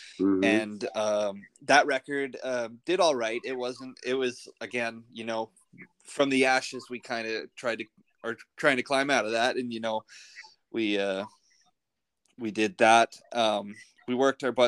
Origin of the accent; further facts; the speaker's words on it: Canada; moved away; I'm originally from Canada